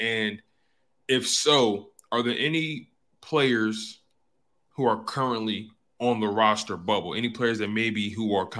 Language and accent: English; Philadelphia, Pennsylvania, United States; You know, I'm from Philly.